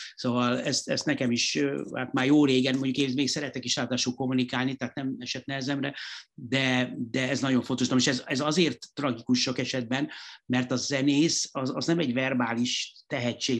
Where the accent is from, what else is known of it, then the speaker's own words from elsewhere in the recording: Hungary; itt Magyarországon abszolút nem, nem úgy nevelkedtem